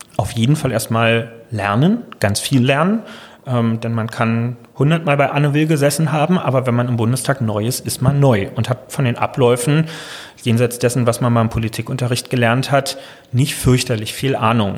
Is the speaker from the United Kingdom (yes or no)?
no; Berlin, Germany; als Berliner